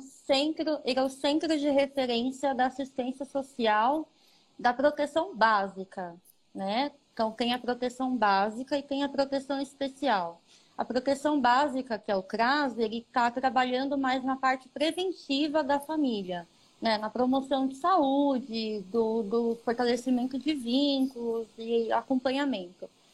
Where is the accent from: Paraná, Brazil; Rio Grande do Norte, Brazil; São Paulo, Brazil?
São Paulo, Brazil; Ribeirão Pires; na cidade que eu nasci, que eu nasci em Ribeirão Pires